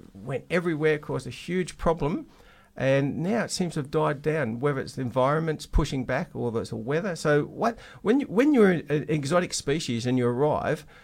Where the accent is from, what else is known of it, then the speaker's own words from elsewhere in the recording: Western Australia, Australia; we're West Australian, we're very special